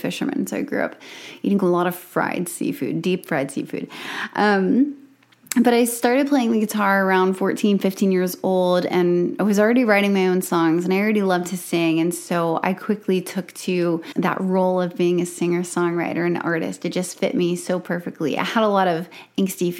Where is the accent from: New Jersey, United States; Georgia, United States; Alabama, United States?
Alabama, United States; South; I grew up in South Alabama, where I homeschooled